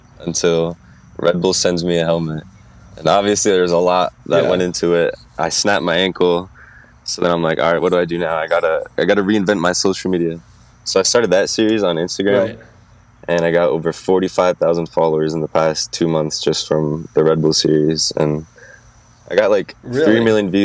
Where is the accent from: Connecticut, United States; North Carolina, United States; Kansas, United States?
Connecticut, United States; Bethel; I'm from Bethel, Connecticut. It's a small town and small state. There's absolutely nothing to do here.